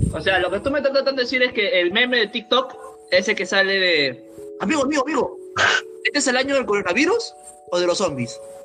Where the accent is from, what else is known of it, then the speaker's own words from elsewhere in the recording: Peru; somos de Perú